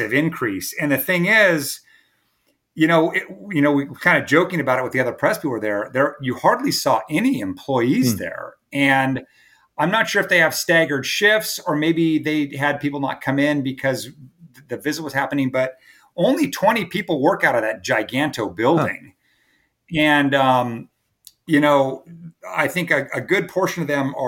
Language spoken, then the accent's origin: English; California, United States; now in Myrtle Beach, United States; I grew up in California